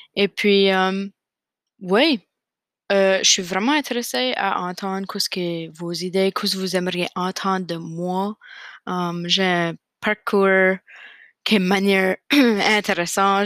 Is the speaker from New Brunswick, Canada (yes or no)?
yes; Fredericton, New Brunswick, Canada; also born or lived in Nova Scotia; now in Moncton, Canada; j'ai grandi à Fredericton, au Nouveau-Brunswick